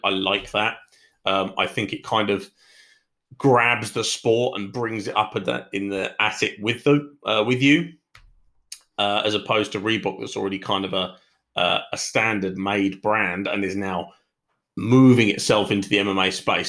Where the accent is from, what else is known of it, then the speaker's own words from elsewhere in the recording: United Kingdom; I am British